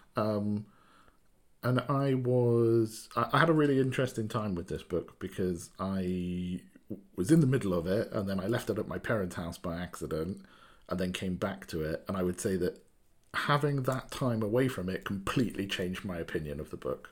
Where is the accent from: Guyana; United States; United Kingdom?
United Kingdom; Wales; also born or lived in Cardiff; I'm, I'm from Wales, uh, in the U K. Uh, so I live in a place called Cardiff, which is a capital city